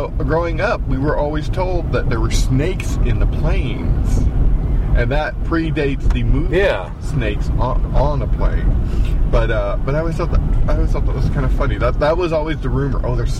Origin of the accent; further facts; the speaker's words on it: Corpus Christi, Texas, United States; growing up in Corpus Christi, there's a naval base there.